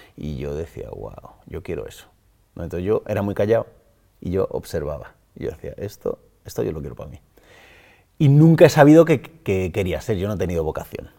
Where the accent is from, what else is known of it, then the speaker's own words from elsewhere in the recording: Móstoles, Community of Madrid, Spain; Soy de Móstoles, me he criado en Móstoles. He nacido en Madrid, pero mm, me crié en Móstoles desde los tres años